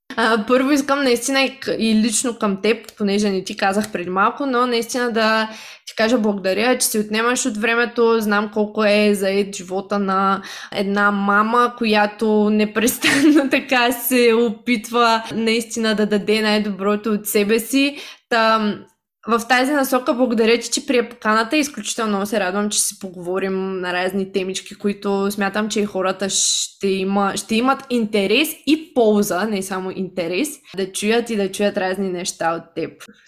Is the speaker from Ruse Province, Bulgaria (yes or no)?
no; Shumen, Shumen Province, Bulgaria; moved away; аз съм от Шумен, от малък град